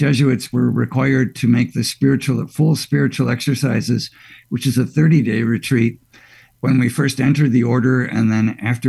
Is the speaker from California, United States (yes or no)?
no; Glenview, Illinois, United States; also born or lived in Chicago; Initially, I grew up at St. Ferdinand's, and then we moved out to Glenview